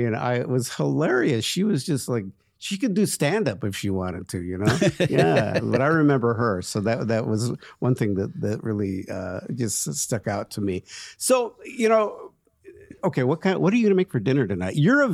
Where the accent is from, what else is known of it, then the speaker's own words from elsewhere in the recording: Mexico; I'm Mexican.